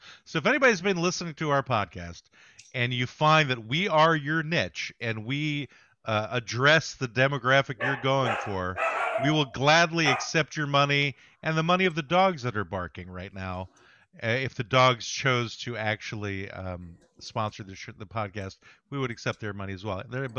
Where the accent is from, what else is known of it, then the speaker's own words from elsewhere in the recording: Somalia; I'm from Somalia.